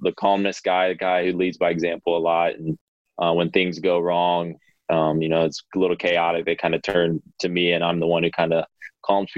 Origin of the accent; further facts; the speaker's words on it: Ohio, United States; I'm from Ohio.